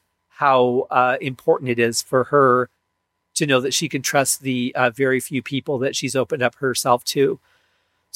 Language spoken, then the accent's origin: English; Michigan, United States; I grew up in Michigan